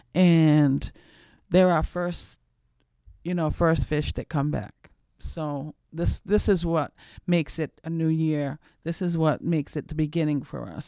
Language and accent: English; Cape Cod, Massachusetts, United States; moved away; I'm from Cape Cod.